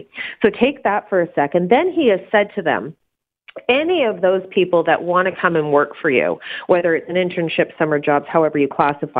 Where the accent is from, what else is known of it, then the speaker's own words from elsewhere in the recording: Canada; I don't agree with it, but we're in Canada, and that's the privilege of being Canadian.